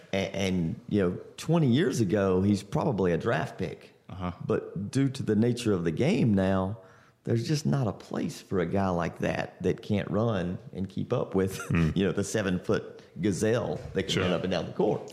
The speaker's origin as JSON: {"language": "English", "region": "Central North Carolina", "country": "United States", "tie": "born or raised there", "said": "I grew up in Central North Carolina"}